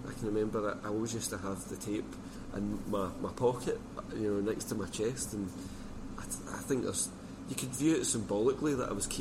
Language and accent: English; Scotland, United Kingdom; being Scottish and from a particular part of Scotland.